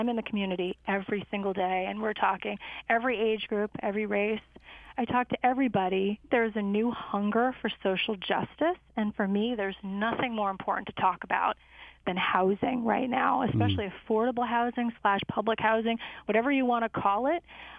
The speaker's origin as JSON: {"language": "English", "town": "Chicago", "region": "Illinois", "country": "United States", "tie": "born or raised there", "said": "I'd like to say we grew up in Chicago, me and my sister, and we learned early on that we didn't have a lot of money"}